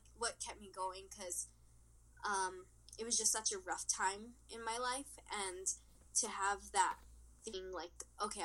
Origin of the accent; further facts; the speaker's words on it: Mexico; in my hometown, I lived in Mexico, which is a tiny, tiny town